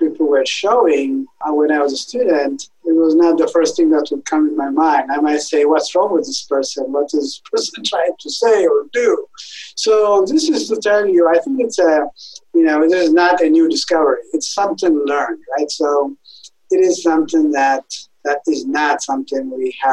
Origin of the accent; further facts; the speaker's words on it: Ethiopia; moved away as an adult; also born or lived in Italy / Germany; now in Wisconsin, United States; I am originally from Ethiopia, where I grew up.